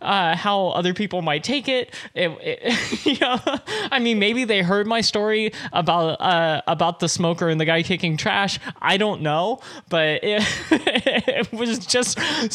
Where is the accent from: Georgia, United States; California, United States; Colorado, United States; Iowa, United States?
California, United States; Anaheim; I grew up in in Anaheim, which is mostly flat